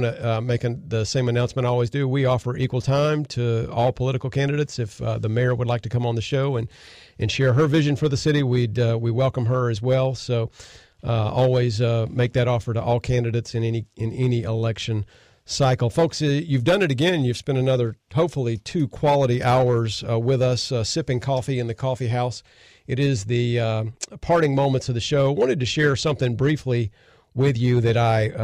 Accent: Myrtle Beach, South Carolina, United States; also born or lived in Washington, D.C. / Boston; I grew up in this area and I've lived in other places. I lived in D.C. for a while, lived in Boston. But growing up in Oree County, Myrtle Beach

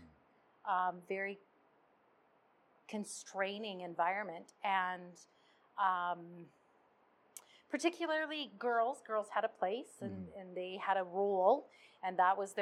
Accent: Red Deer, Alberta, Canada; I was born in Red Deer.

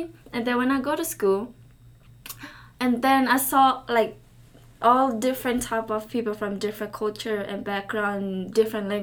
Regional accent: Thailand; first language Karen; English is a second language; now in United States; I'm from Thailand. I was born in Thailand, but my parents, they're from Burma. I've been in America about almost 10 years now

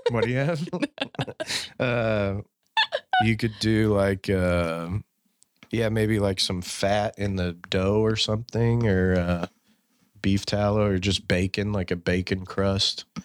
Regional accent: Fort Worth, Texas, United States; born and raised in Fort Worth

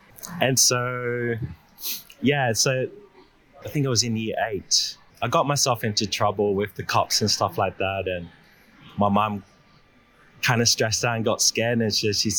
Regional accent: Sydney, New South Wales, Australia; also born or lived in New Zealand; I was born in New Zealand, moved into Australia when I was six, and I've pretty much got myself with the wrong crowd in Blacktown.

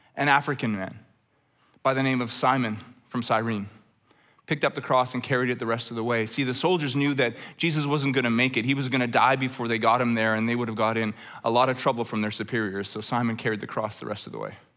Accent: Red Deer, Alberta, Canada; Growing up in Red Deer, Alberta

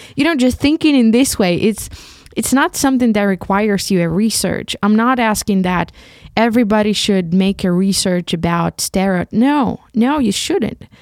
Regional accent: Ukraine; first language Ukrainian; English is a second language; moved away as an adult; now in Leipzig, Germany; this beautiful country that I come from, about this country that is my mother, my, my mother, motherland, and about this beautiful language, Ukrainian, which is my mother tongue.

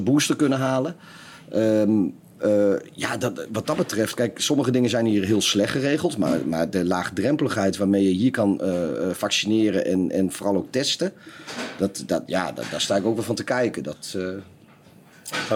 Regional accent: Netherlands

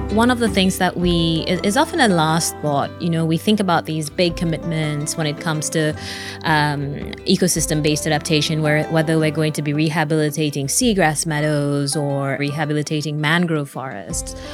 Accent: Seychelles; I'm from the Seychelles

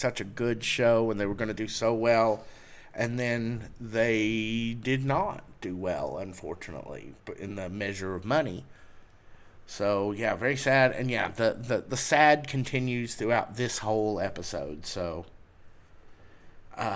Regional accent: Pike County, Kentucky, United States; also born or lived in Pineville, Kentucky; where I grew up in Pike County

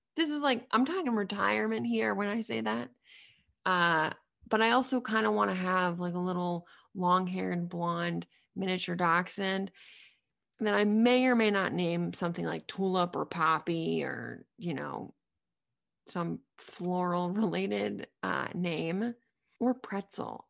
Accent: Middlesex County, near Boston, Massachusetts, United States; I'm from a small town outside of Boston by about thirty minutes in Middlesex County

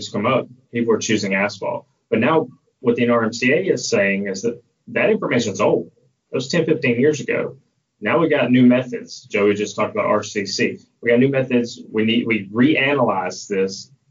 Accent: Birmingham, Alabama, United States; I grew up in Birmingham, Alabama

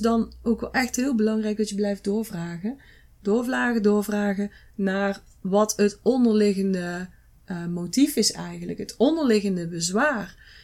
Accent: Netherlands; wij zijn als Nederlanders

